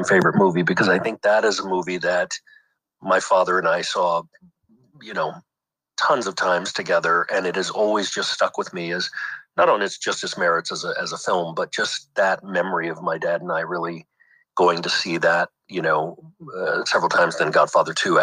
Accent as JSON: {"language": "English", "town": "Shreveport", "region": "Louisiana", "country": "United States", "also_born_or_lived": "Boston / Ohio / New York", "moved": "as an adult", "lives_now": "Los Angeles, United States", "said": "I'm originally from Louisiana, Shreveport, Louisiana, northern Louisiana"}